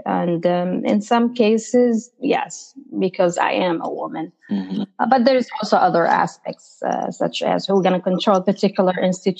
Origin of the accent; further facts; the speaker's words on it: Jerusalem, Palestine; now in United States; I was born and raised in Palestine, specifically in Jerusalem, where as a Palestinian under the Israeli occupation have continuously faced all type of social injustice. And I grew up facing